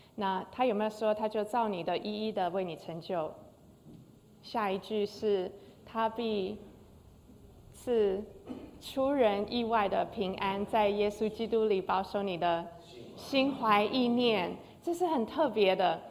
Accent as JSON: {"language": "Chinese", "country": "Taiwan", "tie": "born or raised there", "said": "我小时候在台湾长大"}